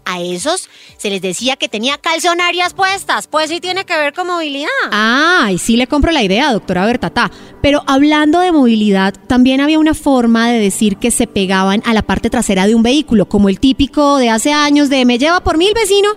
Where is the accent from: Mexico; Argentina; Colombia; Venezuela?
Colombia; Bogotá; cachaca de pura cepa